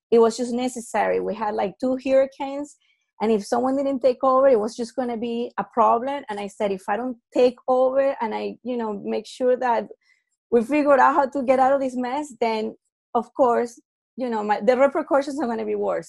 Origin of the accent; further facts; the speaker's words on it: Venezuela; I'm from Venezuela